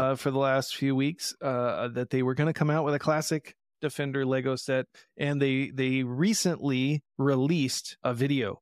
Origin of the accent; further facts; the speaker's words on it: Indiana, United States; moved away; I'm from Indiana